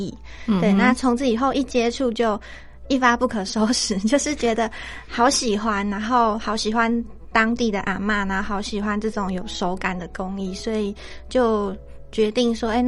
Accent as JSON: {"language": "Chinese", "region": "Tainan", "country": "Taiwan", "moved": "as an adult", "lives_now": "Yuanli, Taiwan", "said": "对，我是台南的女孩。"}